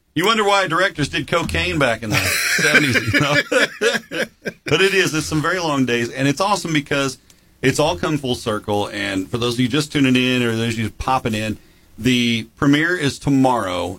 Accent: Jackson, United States; growing up in Jackson

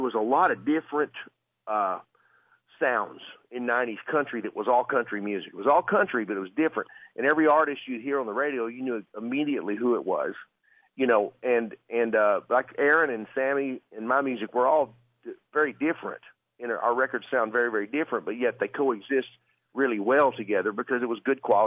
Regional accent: Arkansas, United States; I'm from Arkansas

